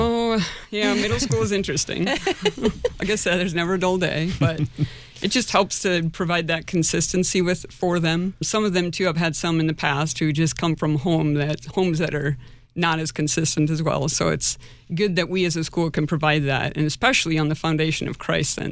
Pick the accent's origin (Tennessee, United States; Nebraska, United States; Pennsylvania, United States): Nebraska, United States; moved away as an adult; now in Sioux Falls, United States; I grew up in Nebraska